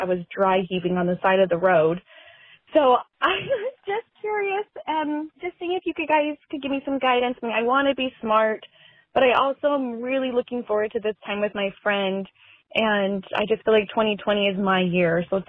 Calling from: San Diego, California, United States; I'm from San Diego.

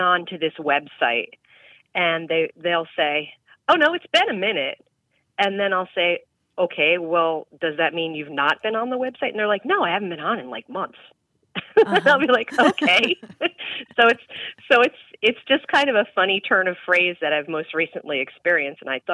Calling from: Pocono Mountains, Pennsylvania, United States; I'm calling from the Pocono Mountains of Pennsylvania

